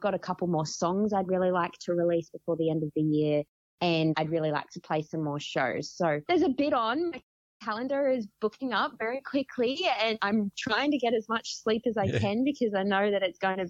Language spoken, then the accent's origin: English; Gold Coast, Queensland, Australia; I'm from the Gold Coast, but I drove up to Gympie for this filming.